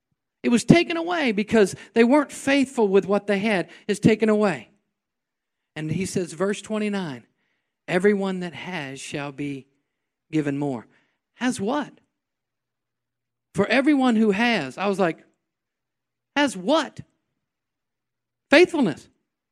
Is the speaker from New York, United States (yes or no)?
yes; New York, United States; Well, I'm from New York. I was born on the other side of the track.